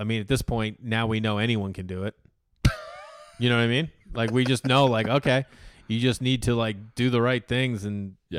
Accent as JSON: {"language": "English", "region": "Massachusetts", "country": "United States", "tie": "born or raised there"}